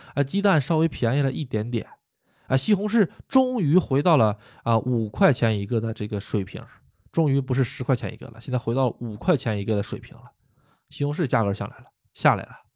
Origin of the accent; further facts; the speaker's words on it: China; now in Japan; 我也是中国人